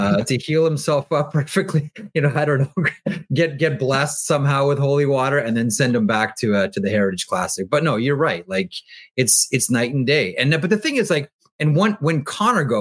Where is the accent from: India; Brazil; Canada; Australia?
Canada; Toronto, Ontario; I grew up in Toronto watching Daryl Sittler and watching Buffalo Sabres games